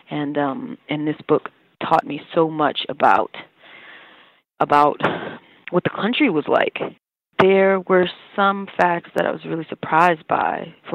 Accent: the South, United States; What I understood of slavery was further complicated because I grew up in the South

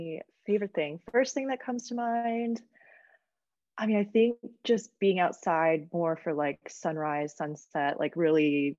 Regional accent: Michigan, United States; moved away as an adult; also born or lived in Washington / Alaska; now in California, United States; I grew up in the Midwest in Michigan in a very small town of like 700 people, like one stoplight, elementary, middle school, high school all combined.

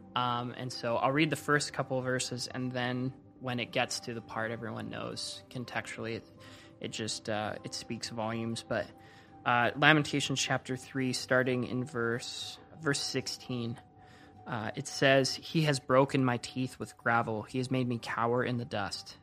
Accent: Coquitlam, British Columbia, Canada; moved away as an adult; also born or lived in Orange County; I grew up in Vancouver, Canada, um, just outside of Vancouver, Canada, in a city called Coquitlam.

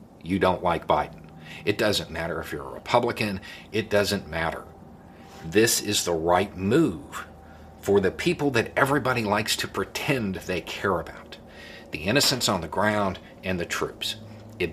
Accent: United States; we, as the American people

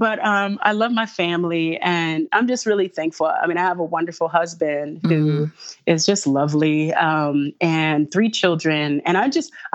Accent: Los Angeles, California, United States; moved away; I was raised in Los Angeles

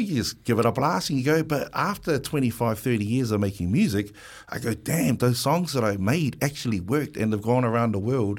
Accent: Wellington, New Zealand; Pōneke, I'm from Wellington, Pōneke. Island Bay, Lyle Bay, Newtown boy

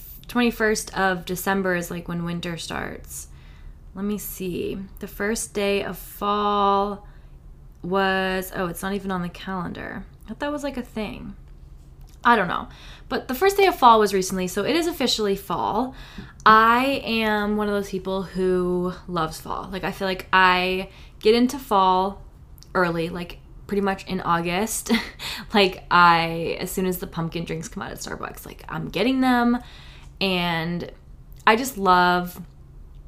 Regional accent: New Hampshire, United States; also born or lived in Florida; now in California, United States; I grew up in New Hampshire

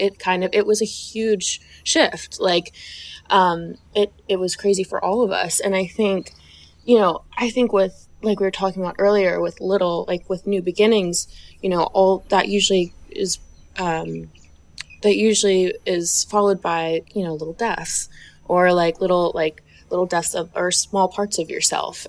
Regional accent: the South, United States; I was raised in the South

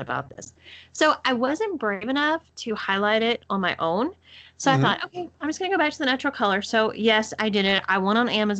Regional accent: Texas, United States; accent: Texas; my Texas accent

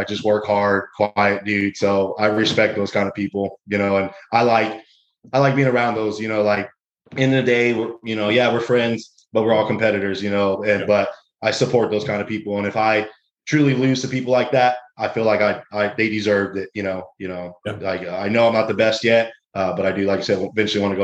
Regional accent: Texas, United States; I'm from Texas, so it's fucking hot as hell down here.

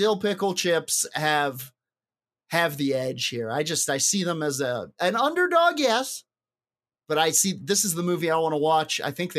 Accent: United Kingdom; I love mozzetta, pickled onions, because I'm very British.

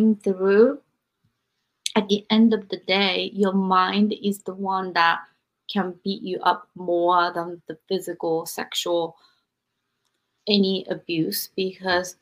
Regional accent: Japan; moved away; I was raised in Japan

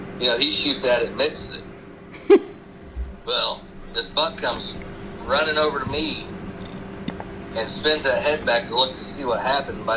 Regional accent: Woodburn, Indiana, United States; I grew up outside of Fort Wayne in a small town called Woodburn. Well, I was between Fort Wayne and Woodburn.

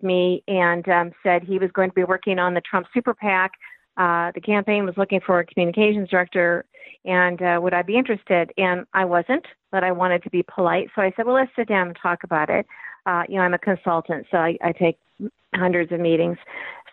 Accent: Peoria, Illinois, United States; also born or lived in Washington, D.C. / New York; now in Maryland, United States; I'm originally from Peoria, Illinois, flyover state. Then we migrated to Maryland, and I was 30 years in D.C. and several years in New York, and now back in Maryland

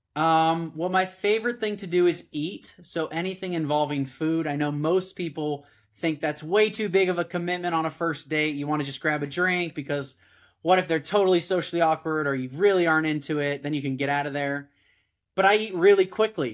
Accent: Southern California, United States; I'm from Southern California, where I live now

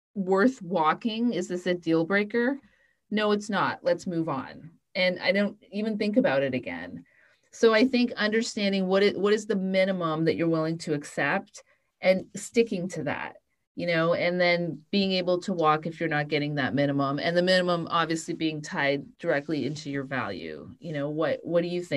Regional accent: Canada; I'm Canadian

